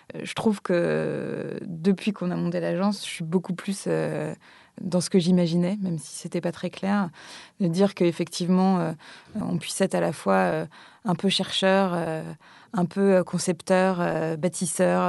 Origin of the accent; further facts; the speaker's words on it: Gulf of Morbihan, Brittany, France; j'ai grandi, euh, j'ai grandi euh, en Bretagne au bord de la mer, dans un tout petit village un peu perdu au fond du golfe du Morbihan.